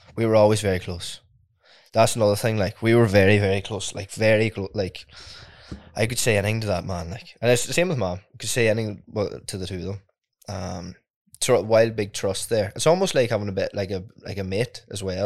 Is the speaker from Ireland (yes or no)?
yes; Ardara, Ulster, Ireland; I come from Ardra. It's, um, a small rural village southwest, uh, Donegal.